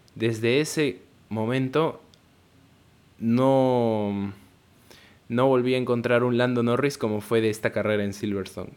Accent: Peru; yo soy peruano

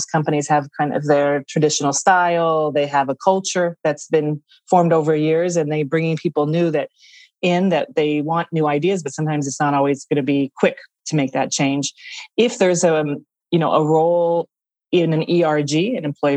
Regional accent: United States; accent: American; moved away as an adult; also born or lived in Australia; now in Parma, Italy; your audience can tell from the accent I'm American. I'm living here in Italy, in Parma, Italy

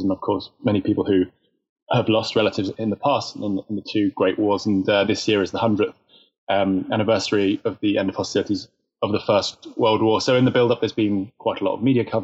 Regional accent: Winchester, South East England, United Kingdom; also born or lived in Southampton; now in London, United Kingdom; that's where I was born in Winchester

